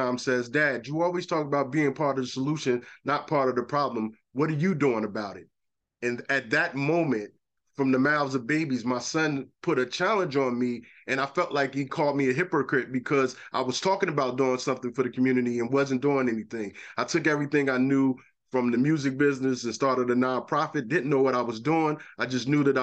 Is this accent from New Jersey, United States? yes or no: yes; Newark, New Jersey, United States; I grew up in Newark, raised in Newark, and survived a lot of the traumas of Newark.